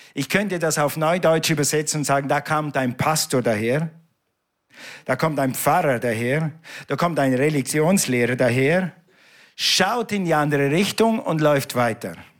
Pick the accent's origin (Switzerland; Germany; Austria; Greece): Switzerland; ich bin ja ein Schweizer. Wir reden nicht so schnell